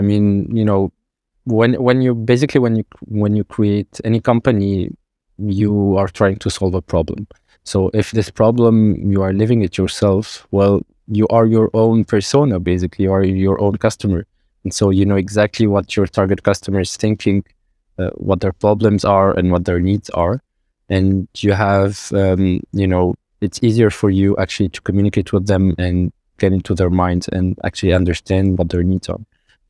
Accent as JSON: {"language": "English", "country": "Morocco", "tie": "born or raised there", "also_born_or_lived": "Qatar / Oman", "second_language": "English", "moved": "as an adult", "said": "I was born in Qatar, then we went to Oman, then Morocco. Then again, you know, after high school, I went to France."}